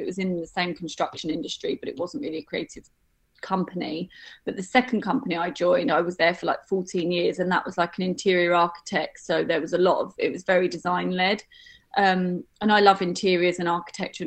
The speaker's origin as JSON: {"language": "English", "region": "London", "country": "United Kingdom", "tie": "born or raised there", "said": "I grew up in North London"}